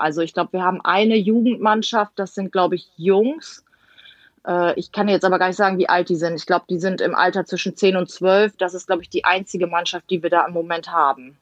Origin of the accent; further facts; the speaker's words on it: Emden, Lower Saxony, Germany; ich komme ja gebürtig aus Emden